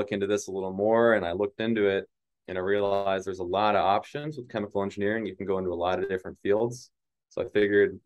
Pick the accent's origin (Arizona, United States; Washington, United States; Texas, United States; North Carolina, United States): North Carolina, United States; moved away as an adult; also born or lived in Alabama; now in Atlanta, United States; I grew up in North Carolina